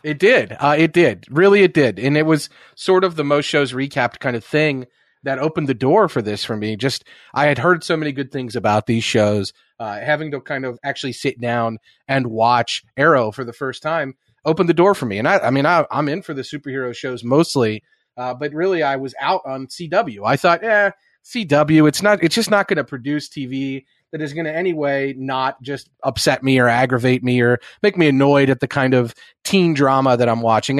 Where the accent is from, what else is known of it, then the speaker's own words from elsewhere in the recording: Midwest, United States; the people that I grew up around the Midwest